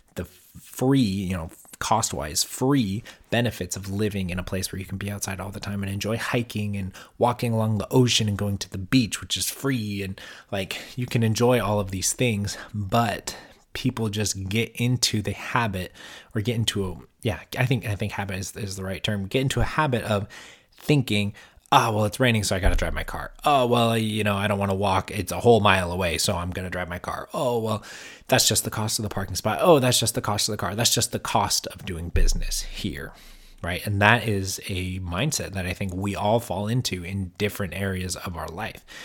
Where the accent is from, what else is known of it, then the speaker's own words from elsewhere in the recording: California, United States; I'm from California and most of my family's in California